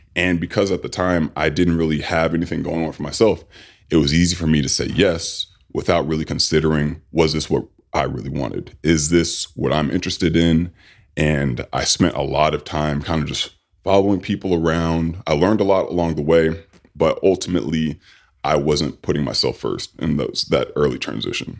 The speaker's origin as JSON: {"language": "English", "town": "Sacramento", "region": "California", "country": "United States", "tie": "born or raised there", "said": "I grew up in Sacramento, California."}